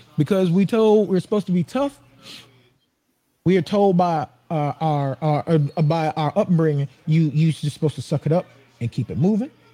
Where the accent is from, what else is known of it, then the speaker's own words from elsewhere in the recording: Atlanta, Georgia, United States; now in Phoenix, United States; I'm in Phoenix now. That that's where I live. But okay. I'm from Atlanta, Georgia.